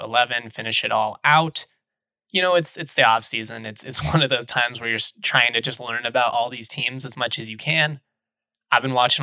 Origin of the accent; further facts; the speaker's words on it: Denver, Colorado, United States; they're my hometown team